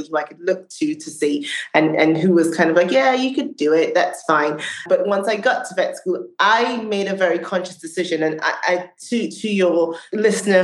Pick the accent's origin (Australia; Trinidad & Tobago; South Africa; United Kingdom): Trinidad & Tobago; moved away; I grew up in Trinidad in the Caribbean.